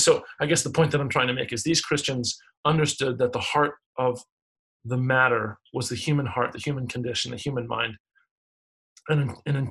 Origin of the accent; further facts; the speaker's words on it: United States; as an American